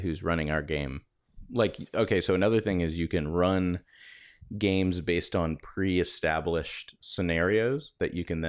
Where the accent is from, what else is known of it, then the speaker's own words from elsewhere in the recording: Florida, United States; I grew up in Florida.